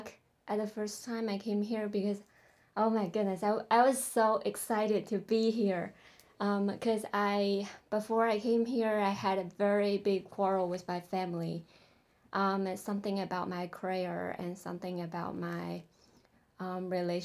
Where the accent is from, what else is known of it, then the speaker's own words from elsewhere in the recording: Changsha, Hunan, China; moved away as an adult; also born or lived in Beijing, China / Idaho, United States; now in Illinois, United States; I grew up in Changsha, Hunan province